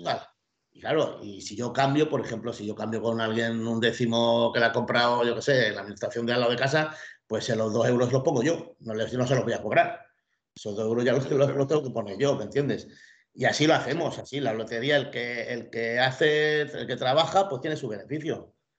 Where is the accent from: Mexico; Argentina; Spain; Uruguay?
Spain; Mallorca, Balearic Islands; soy de Mallorca